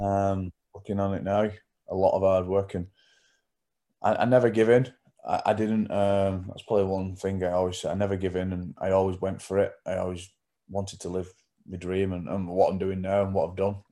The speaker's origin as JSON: {"language": "English", "town": "Wigan", "region": "North West England", "country": "United Kingdom", "tie": "born or raised there", "lives_now": "Leigh, United Kingdom", "said": "I grew up in Wigan"}